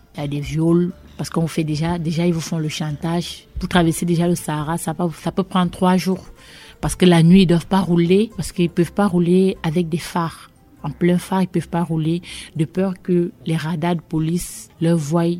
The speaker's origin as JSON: {"language": "French", "country": "Cameroon", "tie": "born or raised there", "also_born_or_lived": "Yaoundé, Cameroon / Bafang, Cameroon / Sangmélima, Cameroon / Basque Country, France", "moved": "as an adult", "lives_now": "France", "said": "Je viens du Cameroun. Je suis née le 19 mai 91 à Yaoundé, capitale politique du Cameroun."}